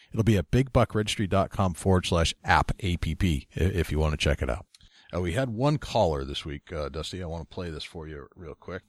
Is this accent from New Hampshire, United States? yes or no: yes; New Hampshire, United States; my home state of New Hampshire